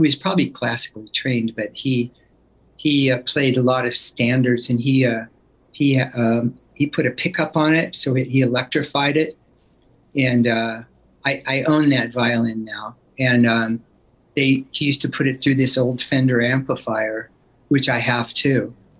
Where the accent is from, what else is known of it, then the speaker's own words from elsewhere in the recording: Oakland, California, United States; born there; Well, I was born in Oakland, and then we lived there and in that area until I was about 5 years old.